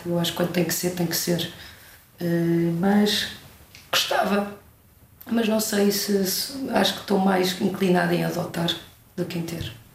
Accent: Portugal; adoro voltar à minha terra

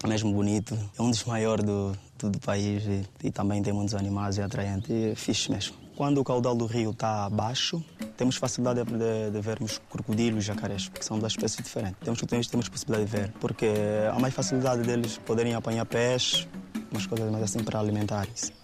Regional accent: Angola; a minha terra que eu nasci

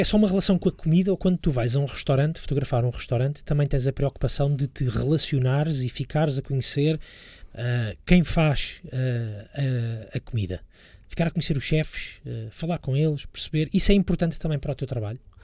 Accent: Lisbon, Portugal; Eu sou, sou, sou lisboeta, cresci uh, nos subúrbios de Lisboa, estudei, estudei em Lisboa

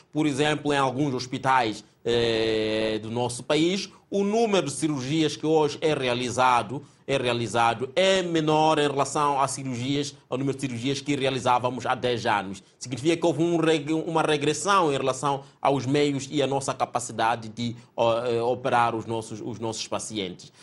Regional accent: Mozambique; como moçambicanos que somos

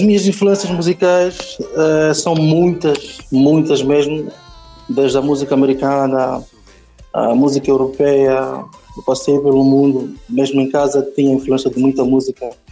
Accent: Nampula, Mozambique; now in Maputo, Mozambique; Eu nasci em Nampula, mas depois fomos morar para Namela, um distrito do, lá, lá da Zona Norte, de Nampula

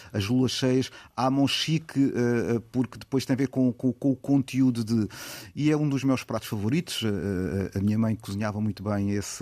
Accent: Portimão, Algarve, Portugal; also born or lived in Lisbon / Faro; nasci em Portimão

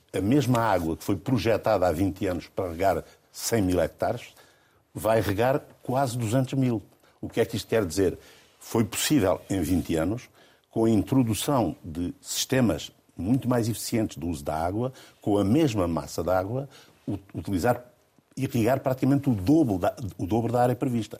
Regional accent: Alentejo, Portugal; nasci e sempre vivi no Alentejo

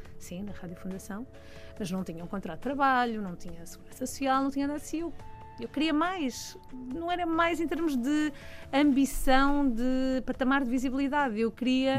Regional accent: Almada, Setúbal, Portugal; pelo contexto onde eu cresci, em Almada, eh, e todo aquele distrito de Setúbal

